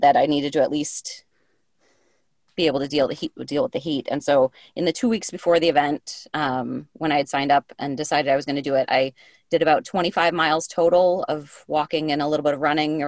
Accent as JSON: {"language": "English", "region": "Michigan", "country": "United States", "tie": "born or raised there", "moved": "as an adult", "lives_now": "South Carolina, United States", "said": "I grew up in Michigan. And so I've lived here like a dozen years now"}